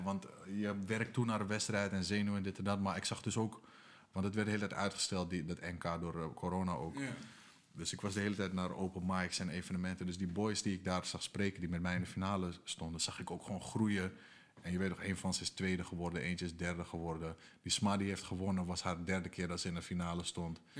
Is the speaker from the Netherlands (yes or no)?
yes; Amsterdam, North Holland, Netherlands; Amsterdam-Noord, waar ik vandaan kom